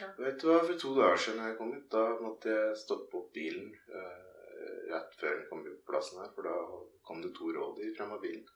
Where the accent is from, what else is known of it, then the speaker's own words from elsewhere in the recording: Ringsaker, Innlandet, Norway; sentrum i bygda der jeg vokste opp